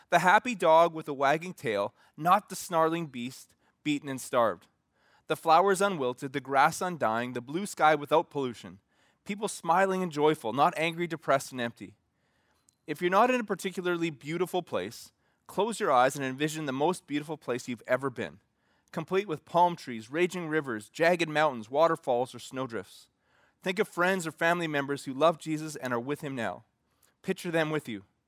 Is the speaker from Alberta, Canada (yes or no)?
yes; Alberta, Canada; Growing up in Reggie, Alberta